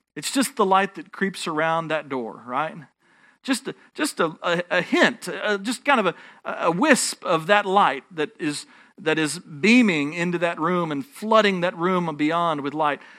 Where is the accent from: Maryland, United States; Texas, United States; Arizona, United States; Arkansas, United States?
Texas, United States; I'm a Texan